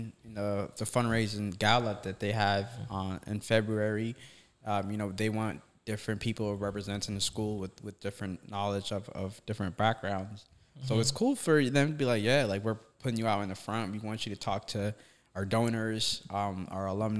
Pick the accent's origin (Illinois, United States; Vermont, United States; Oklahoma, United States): Vermont, United States; moved away; I'm from Vermont